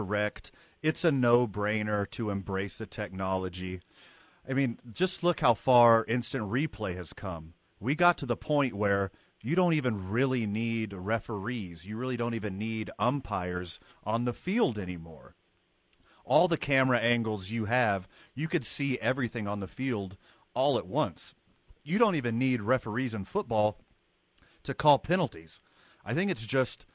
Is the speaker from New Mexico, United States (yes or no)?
yes; Carlsbad, New Mexico, United States; now in Albuquerque, United States; graduated with me in the year 2000 from Carlsbad, New Mexico